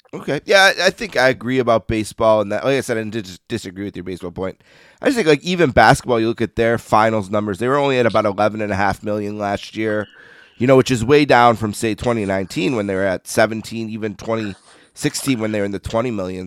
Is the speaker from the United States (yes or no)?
yes; Buffalo, New York, United States; I grew up in Buffalo